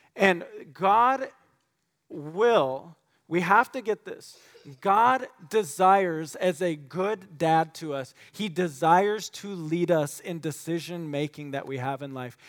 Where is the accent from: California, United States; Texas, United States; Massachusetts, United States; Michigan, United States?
Michigan, United States; West; growing up in West Michigan